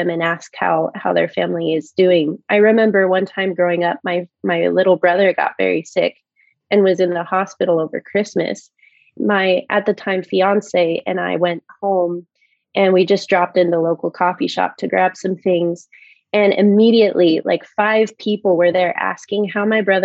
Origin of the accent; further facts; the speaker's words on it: Fruitland, Idaho, United States; moved away as an adult; now in Washington, D.C. area, United States; I grew up in Fruitland, which is an orchard town, you know, right next to Emmett